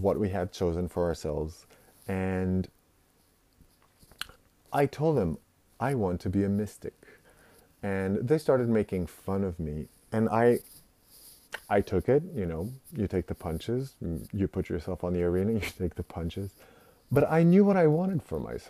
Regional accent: Portugal; moved away as an adult; also born or lived in Netherlands; now in Japan; I was born and raised in Portugal

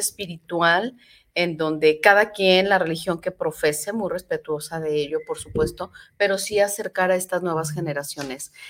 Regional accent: Tlaquepaque, Jalisco, Mexico; yo soy de Tlaquepaque Centro

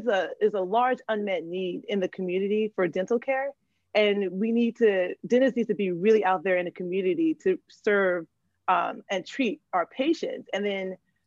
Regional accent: Fort Lauderdale, Florida, United States; moved away as an adult; now in Boston, United States; I'm from Fort Lauderdale, Florida

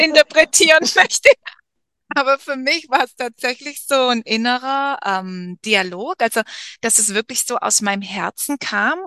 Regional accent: Germany; moved away as an adult; ich als Deutsche hier in der Mitte vom Dschungel

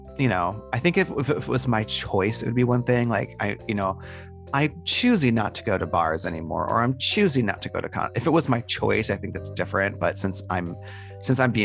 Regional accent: Detroit, Michigan, United States; moved away; I'm from Detroit, which is not too far from Toronto.

